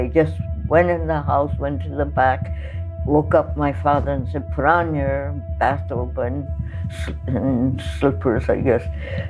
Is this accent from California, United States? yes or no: yes; San Pedro, California, United States; growing up in San Pedro